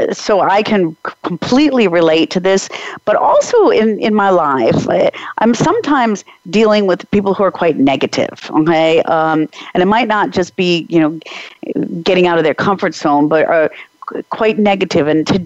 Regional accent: Czechia; I'm from the Czech Republic

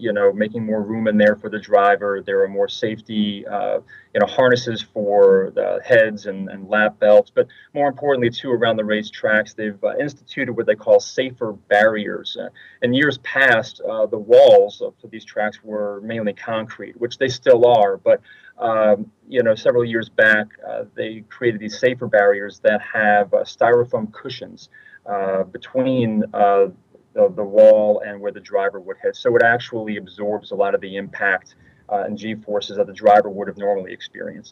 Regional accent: New York, United States; I'm originally from New York

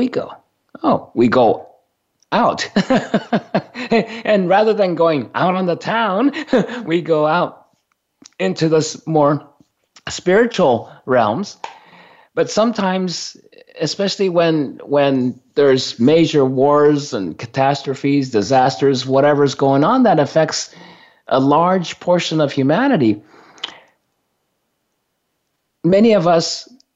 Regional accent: Sendai, Miyagi, Japan; moved away; I was born in Sendai

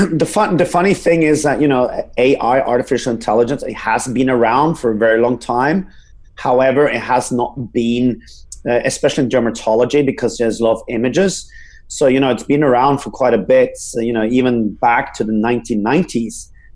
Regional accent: Norway; English is a second language; also born or lived in Sweden; now in United States; Yeah, so I'm originally from Norway, but I grew up all over Europe and I was became a medical doctor in Sweden, and I got a scholarship to UC Berkeley School of Public Health. So I moved over there in 2013

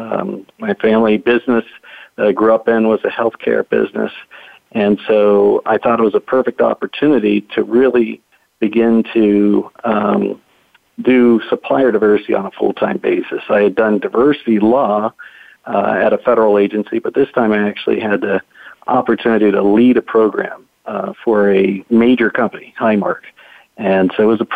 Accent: Pittsburgh, Pennsylvania, United States; moved away as an adult; also born or lived in Boston / Washington, D.C. area; I'm a native Pittsburgher, Pittsburgh, Pennsylvania, here in the U.S. I'm what's known as a boomeranger because I was raised in Pittsburgh, but I left and came back

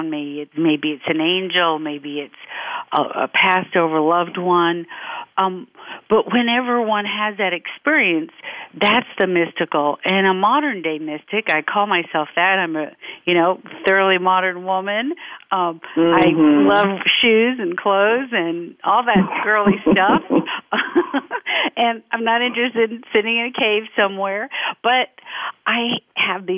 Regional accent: Memphis, Tennessee, United States; now in California, United States; I grew up in Memphis, Tennessee, so I'm a Southern girl

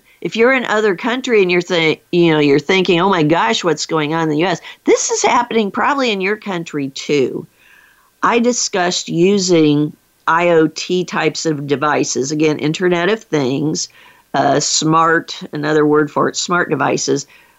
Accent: Des Moines, Iowa, United States; my hometown of Des Moines, Iowa

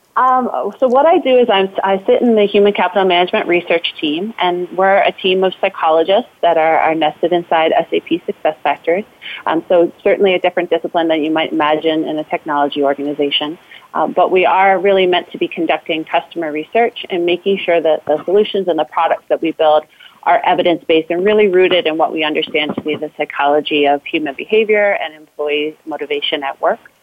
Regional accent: Philadelphia, Pennsylvania, United States; now in Denver, United States; I'm originally from Philadelphia, um, but now I call Denver home

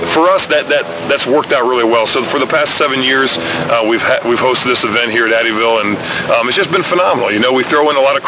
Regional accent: Ohio, United States; moved away; I grew up in Ohio, and my whole family has always been big in the outdoors

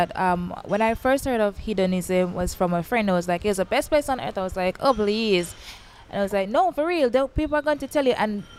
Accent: Jamaica; most Jamaicans, we don't come here.

